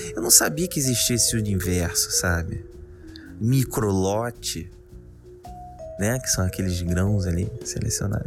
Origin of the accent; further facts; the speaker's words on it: Rio de Janeiro, Brazil; de onde eu sou, do Rio de Janeiro